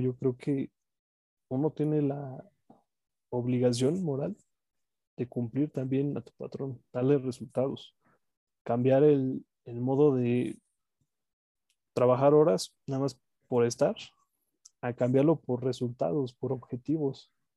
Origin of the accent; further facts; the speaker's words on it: Mexico; uno como mexicano